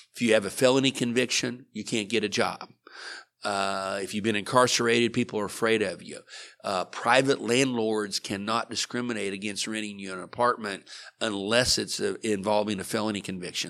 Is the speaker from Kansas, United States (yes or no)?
yes; Liberal, Kansas, United States; now in Oklahoma, United States; I grew up in Liberal, Kansas